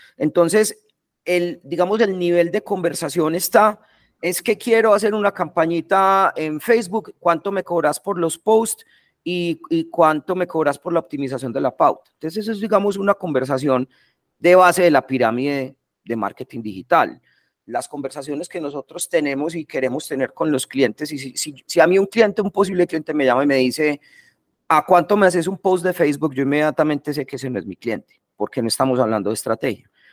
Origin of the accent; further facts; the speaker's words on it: Medellín, Antioquia, Colombia; also born or lived in England; soy de acá de Medellín, vi toda la vida pues en Medellín